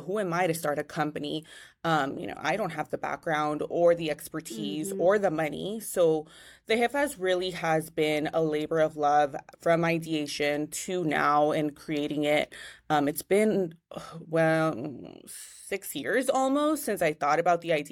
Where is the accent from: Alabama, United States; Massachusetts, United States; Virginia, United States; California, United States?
California, United States; Richmond; I grew up in Richmond, California.